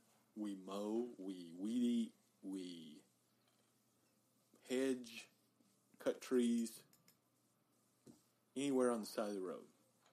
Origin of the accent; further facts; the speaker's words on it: Kermit, Texas, United States; I was born in Kermit, Texas